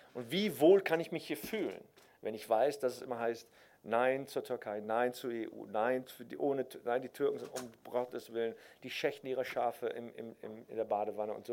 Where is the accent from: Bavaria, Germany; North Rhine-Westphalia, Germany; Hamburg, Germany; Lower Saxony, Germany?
North Rhine-Westphalia, Germany; Cologne; also born or lived in Berlin; wenn du halt in, in Köln-Nippes geboren wirst